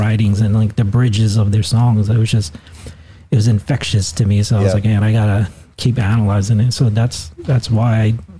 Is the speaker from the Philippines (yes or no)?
yes; Philippines; and then Chad, which was a Filipino, and I was like, and I'm Filipino, so I was like, man, if he can do it, I think I can do it too.